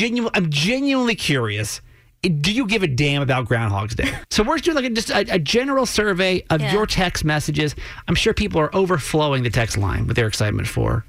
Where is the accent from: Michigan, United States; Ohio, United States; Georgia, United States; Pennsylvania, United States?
Georgia, United States; moved away as an adult; now in Maryland, United States; growing up in Georgia, it was always such a fun day.